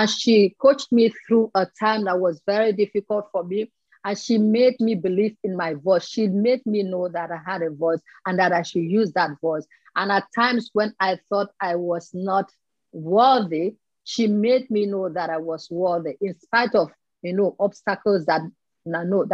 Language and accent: English; Nigeria; I'm from Nigeria